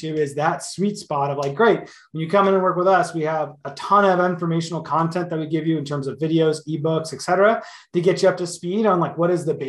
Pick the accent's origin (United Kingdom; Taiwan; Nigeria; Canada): Canada; Yeah, so as a Canadian and anybody that's in Canada that wants to protect themselves